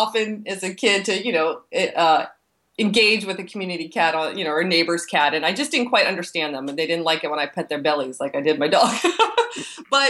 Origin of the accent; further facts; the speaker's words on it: East Coast, United States; moved away as an adult; also born or lived in Texas; I'm from the East Coast